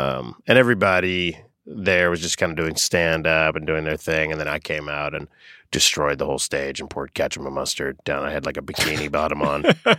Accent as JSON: {"language": "English", "town": "Boca Raton", "region": "Florida", "country": "United States", "tie": "born or raised there", "said": "Boca Raton, Florida."}